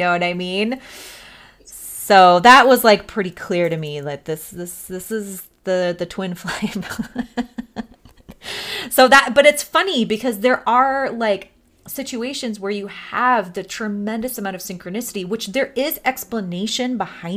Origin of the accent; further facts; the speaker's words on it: Missouri, United States; I was born in Missouri